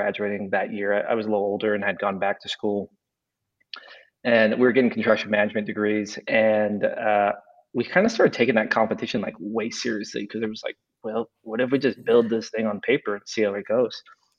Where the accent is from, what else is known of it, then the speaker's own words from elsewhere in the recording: Las Vegas, Nevada, United States; moved away as an adult; also born or lived in Provo, Utah; now in Kansas City, United States; I'm originally from Las Vegas. Lived there for 23 years until I guess 25 years until I went and started going to college. I went to UNLV in Las Vegas for a little bit, and then I transferred to BYU.